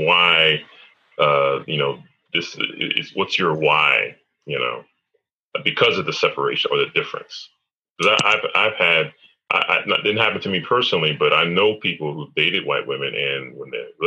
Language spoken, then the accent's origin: English; United States; I'm from America, bro. I speak English